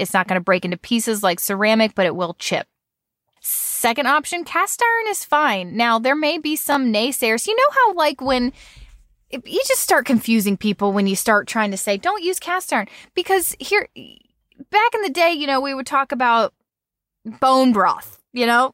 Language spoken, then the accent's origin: English; United States; I say Nan 'cause I'm American